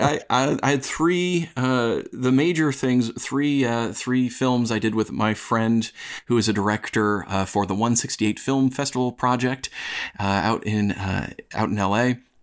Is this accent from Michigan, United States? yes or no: no; upstate New York, United States; accent: upstate New York; moved away as an adult; now in Los Angeles, United States; I am originally also from New York, and I'm still working hard to get rid of my upstate New York accent